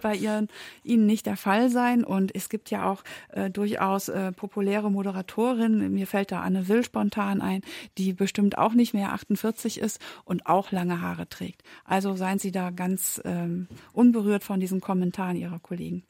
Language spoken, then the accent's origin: German; Germany; also born or lived in Berlin; wir Deutschen